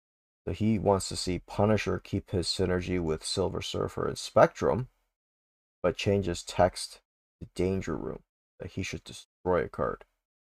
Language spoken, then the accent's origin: English; Canada; We can pretend we're from Alberta for us Canadians